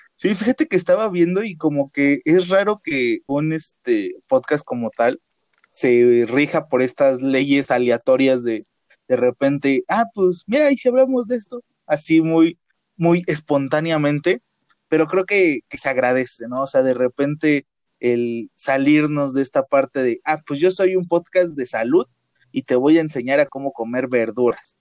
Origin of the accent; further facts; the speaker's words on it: Mexico; los mexicanos